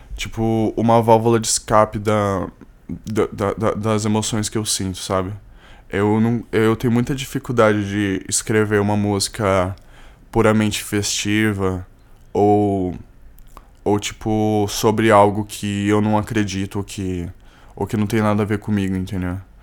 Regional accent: São Paulo, Brazil; Eu sou de São Paulo. Eu sou, sou de São Paulo.

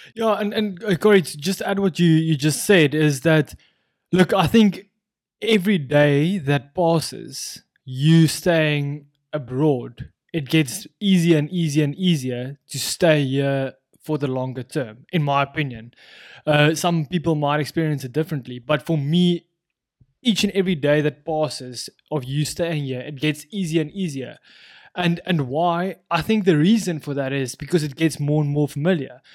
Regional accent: South Africa; moved away; as any South African

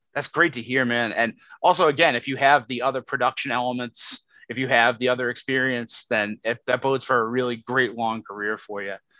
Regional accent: United States; as an American

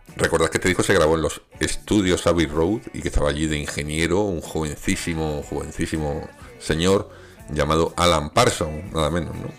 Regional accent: Granada, Andalusia, Spain; yo vengo de Granada, que allí tenemos el polígono de las Manjayas

